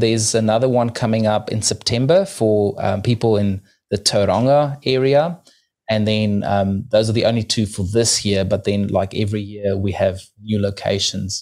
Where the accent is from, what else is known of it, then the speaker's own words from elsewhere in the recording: South Africa; now in New Zealand; I'm originally from South Africa, living in New Zealand right now